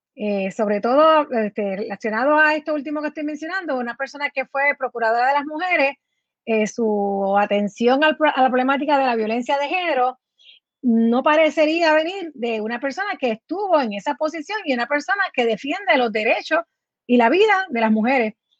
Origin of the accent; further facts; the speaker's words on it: Puerto Rico; nos identifica a nosotros como puertorriqueños